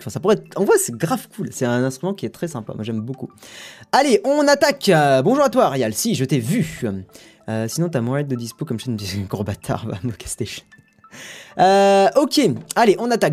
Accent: Toulouse, Occitania, France; je suis toulousain

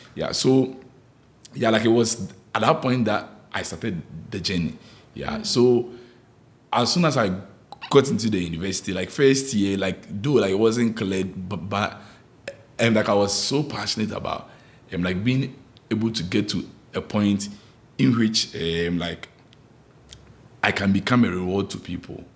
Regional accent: Ghana; moved away; growing up in Ghana, like back in Ghana

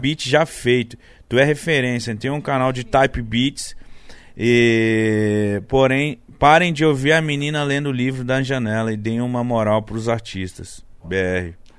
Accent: Belém, Pará, Brazil; sou de Belém do Pará. Oh, minha terra

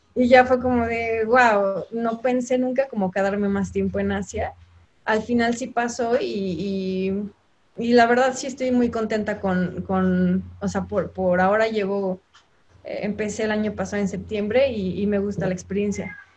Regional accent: Guanajuato, Mexico; moved away as an adult; also born or lived in Mexico City; now in Hong Kong; Soy de Guanajuato. Bueno, nací en el Distrito Federal, pero crecí y estudié en Guanajuato

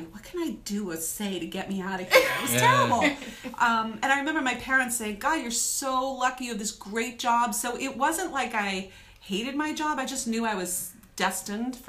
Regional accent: New England, United States; I am from New England

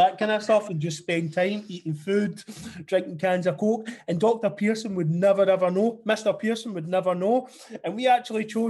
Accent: Dunoon, Scotland, United Kingdom; we both grew up in small towns. Me was down in Argyll in a town called Dunoon

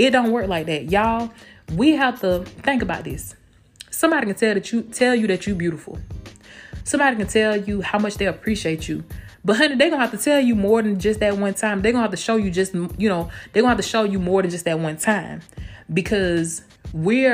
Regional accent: Blakely, Georgia, United States; now in Tampa, United States; my hometown of Blakely, Georgia, 229

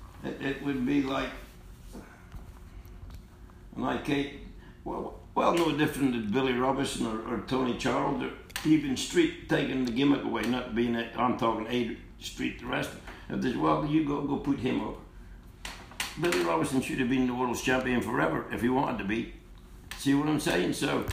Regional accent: Australia; And I grew up on that in Australia.

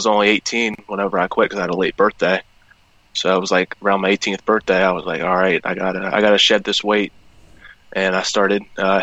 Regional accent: Cumberland, Maryland, United States; I'm from Cumberland, Maryland. I played at Fort Hill High School

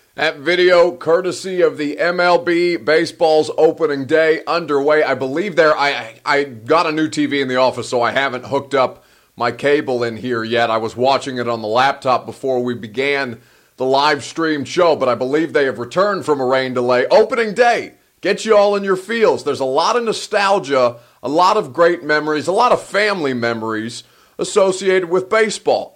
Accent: Indiana, United States; I'm from Indiana

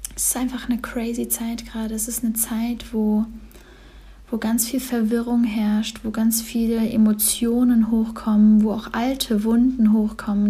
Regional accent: Cologne, North Rhine-Westphalia, Germany; moved away; also born or lived in Berlin / Bali; ich bin jetzt gerade in Köln, in meiner Heimat, in meiner ersten Heimat

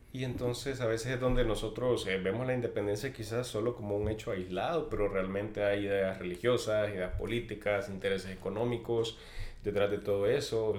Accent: Chalatenango, El Salvador; en mi pueblo hay un cerro que se llama Carranchagua

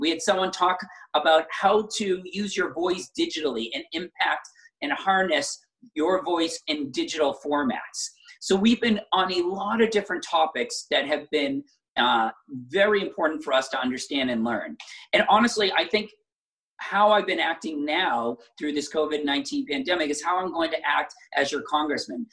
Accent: Braintree, Massachusetts, United States; I grew up in Braintree, in a suburb so similar to most of the 34 cities and towns

